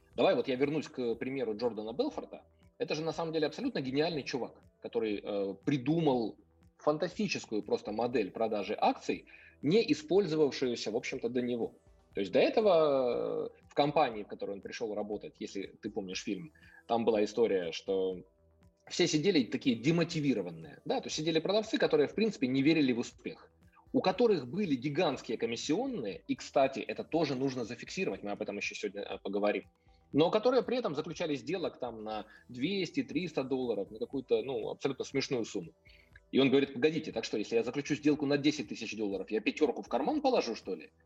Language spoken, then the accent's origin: Russian; Kyiv, Ukraine; я сам э, потомственный киевлянин, то есть я родился и вырос в Киеве.